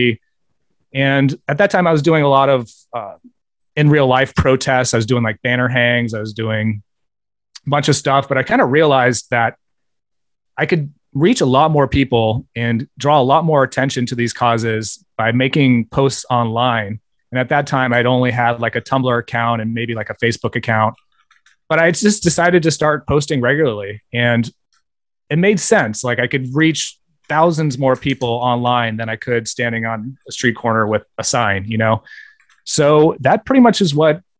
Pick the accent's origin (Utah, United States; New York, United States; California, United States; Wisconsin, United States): California, United States; Bay Area; I grew up in the Bay Area